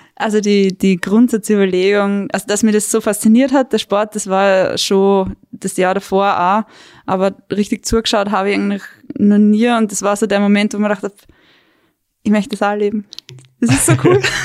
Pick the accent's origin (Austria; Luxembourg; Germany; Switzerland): Austria; Weinviertel, Lower Austria; moved away as an adult; now in Tyrol, Austria; Ich bin ursprünglich aus Niederösterreich, aus dem Weinviertel und wohne jetzt seit circa fünf Jahren in Tirol, in der Nähe von Innsbruck.